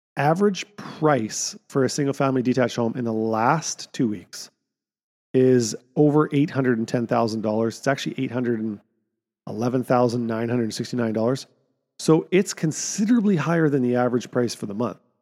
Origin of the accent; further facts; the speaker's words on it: Kamloops, British Columbia, Canada; my hometown, Barnhartville